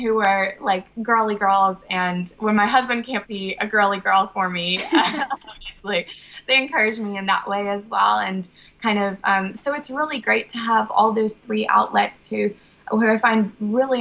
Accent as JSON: {"language": "English", "country": "Brazil", "tie": "born or raised there", "said": "I was born in Brazil"}